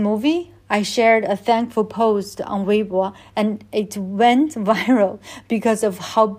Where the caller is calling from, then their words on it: Beijing, China; I'm in China, in Beijing.